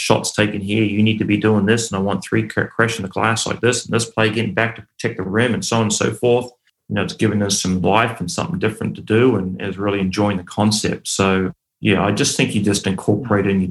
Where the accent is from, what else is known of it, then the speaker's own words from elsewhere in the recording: New Zealand; also born or lived in Australia; I grew up in New Zealand